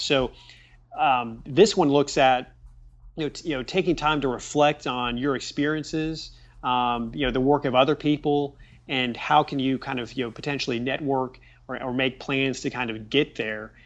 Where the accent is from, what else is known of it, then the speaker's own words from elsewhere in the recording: Richmond, Indiana, United States; growing up in Richmond, Indiana